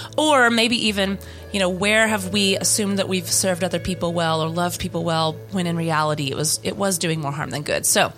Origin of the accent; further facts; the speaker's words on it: Louisiana, United States; Humidity. I grew up in Louisiana.